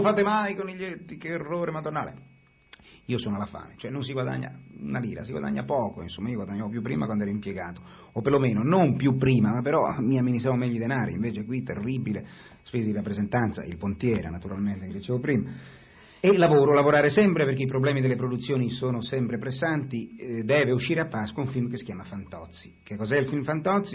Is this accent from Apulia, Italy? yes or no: no; Genoa, Liguria, Italy; io sono genovese, sono nato a Genova nel 1938